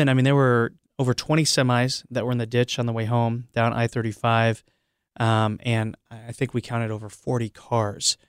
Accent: Iowa, United States; I grew up in Iowa

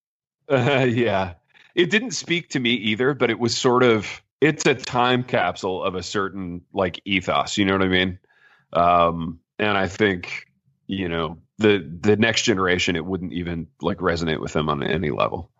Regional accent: Midwest, United States; now in Jackson, United States; growing up where I grew up in the Midwest

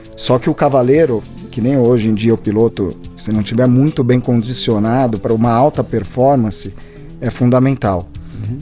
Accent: Campos do Jordão, São Paulo, Brazil; e eu, eu, e meu irmão nascemos em Campo Jordão.

